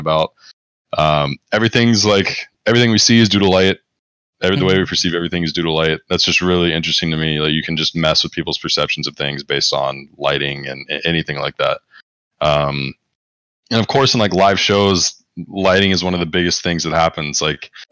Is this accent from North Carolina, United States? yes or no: yes; Greensboro, North Carolina, United States; moved away; I was born in Greensboro, North Carolina